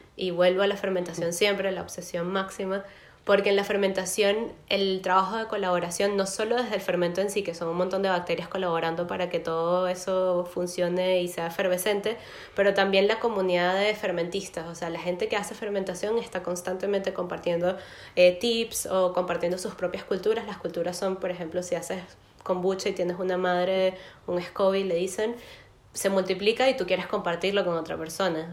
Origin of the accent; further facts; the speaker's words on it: Caracas, Capital District, Venezuela; moved away as an adult; now in Berlin, Germany; vivo en Berlín, pero soy de Caracas, estudié letras en la Universidad Central de Venezuela